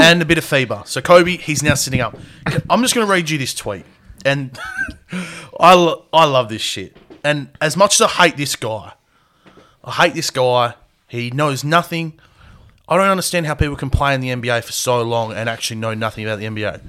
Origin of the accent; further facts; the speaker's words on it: Australia; We're Australian.